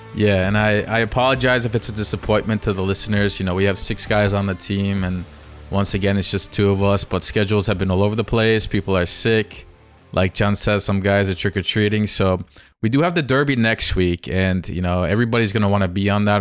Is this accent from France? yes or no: no; Giresun, Turkey; I am from Gerasund